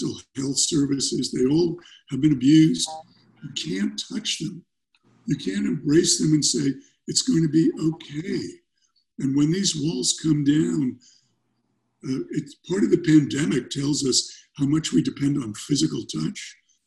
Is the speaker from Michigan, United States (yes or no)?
no; New York City, New York, United States; now in California, United States; I grew up in New York. I grew up in Brooklyn.